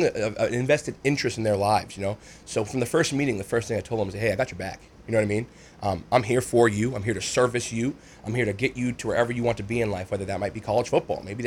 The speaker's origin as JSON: {"language": "English", "town": "Lewiston", "region": "Maine", "country": "United States", "said": "I'm from Lewiston."}